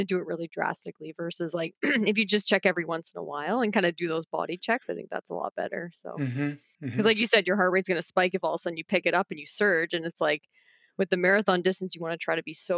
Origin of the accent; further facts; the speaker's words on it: Barrie, Ontario, Canada; I grew up in Barrie, so Simcoe Dufferin.